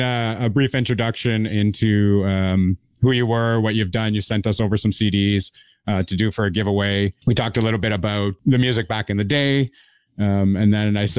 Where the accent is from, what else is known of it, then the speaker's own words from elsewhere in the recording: Toronto, Ontario, Canada; I am originally from Toronto, Canada